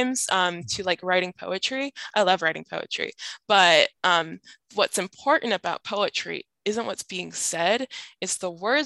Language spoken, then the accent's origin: English; Southeast Idaho, United States; moved away as an adult; now in Spokane, United States; growing up in Southeast Idaho